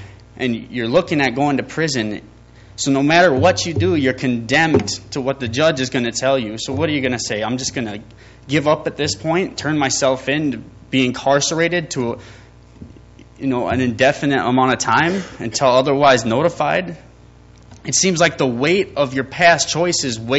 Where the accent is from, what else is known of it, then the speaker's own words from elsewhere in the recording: Fargo, North Dakota, United States; I was born and raised in Fargo, North Dakota